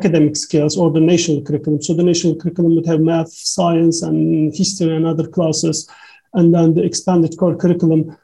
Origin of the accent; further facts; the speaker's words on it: Turkey; English is a second language; moved away; my education journey back in Turkey, because I'm 36 years old, so most of I started schools maybe, yeah, like 30 years ago back in Turkey